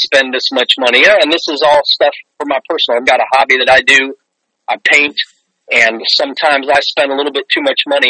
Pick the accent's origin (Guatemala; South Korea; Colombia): Guatemala; moved away as an adult; now in United States; I grew up in an Indian village in Guatemala